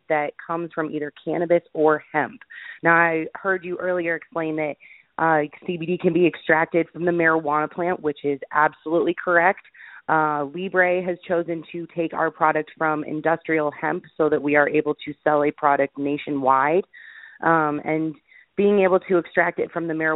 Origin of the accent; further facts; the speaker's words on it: Boulder, Colorado, United States; I am from Boulder, Colorado, which for anyone that doesn't know, Boulder is a small town outside of Denver. It's very liberal, very forward-thinking, very alternative health lifestyle, healthy lifestyle. I was born and raised there